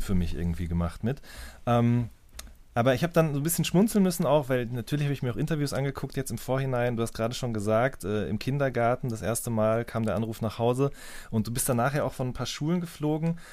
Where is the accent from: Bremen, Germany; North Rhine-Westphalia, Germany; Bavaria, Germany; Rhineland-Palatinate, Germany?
North Rhine-Westphalia, Germany; Hagen; ich bin in Hagen groß geworden in Nordrhein-Westfalen